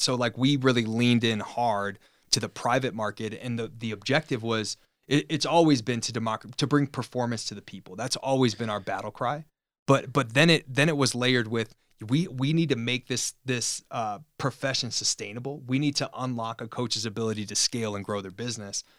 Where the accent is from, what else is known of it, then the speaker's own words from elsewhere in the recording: Chicago, Illinois, United States; moved away; also born or lived in California; We're both from Chicago, so we just became buddies being two Chicago, um, guys in, in California.